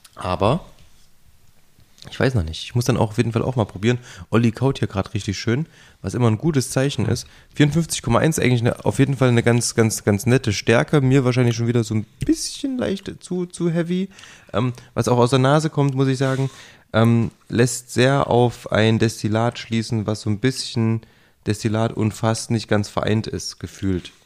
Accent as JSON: {"language": "German", "town": "Jena", "region": "Thuringia", "country": "Germany", "moved": "yes", "said": "ich komme ja ursprünglich aus Jena"}